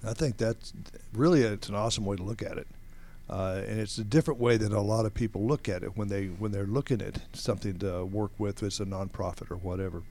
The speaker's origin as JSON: {"language": "English", "town": "Atlanta", "region": "Georgia", "country": "United States", "tie": "born or raised there", "said": "Growing up around Atlanta area, everything is at least a half an hour away"}